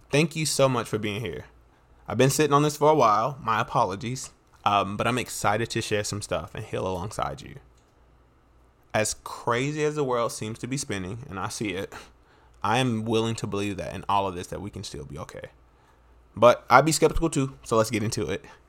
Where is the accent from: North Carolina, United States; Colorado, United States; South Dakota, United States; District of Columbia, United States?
North Carolina, United States; I'm from North Carolina.